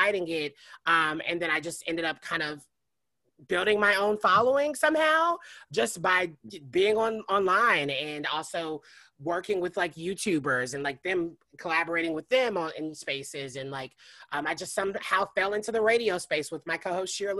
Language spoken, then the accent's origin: English; Nashville, Tennessee, United States; moved away as an adult; also born or lived in New York; now in Los Angeles, United States; I'm originally from Nashville, Tennessee. I've been in Los Angeles for going on 6 years now